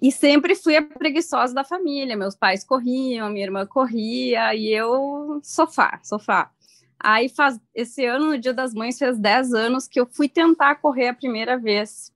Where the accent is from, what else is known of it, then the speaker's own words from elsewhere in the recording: Horizontina, Rio Grande do Sul, Brazil; moved away as an adult; now in Porto Alegre, Brazil; Realmente aqui de Porto Alegre, sou gaúcha de Horizontina, bem do interior do estado. É, vim para cá para fazer medicina e acabei ficando